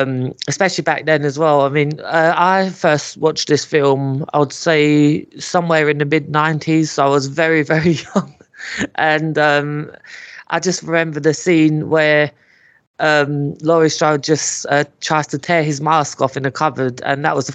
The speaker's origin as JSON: {"language": "English", "region": "Scotland", "country": "United Kingdom", "said": "I'm Scottish"}